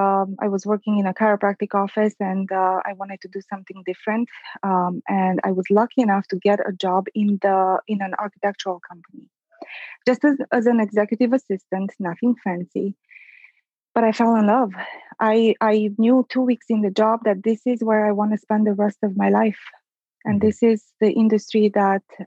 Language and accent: English; Transylvania, Romania; moved away as an adult; also born or lived in Detroit, United States; now in Chicago, United States; I was born and raised in Transylvania